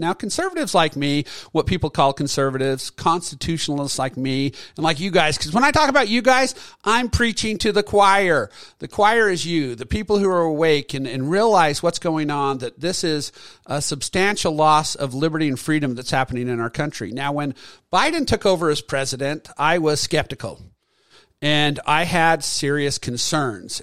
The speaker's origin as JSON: {"language": "English", "region": "Utah", "country": "United States", "tie": "born or raised there", "said": "I attended from my home state, the University of Utah"}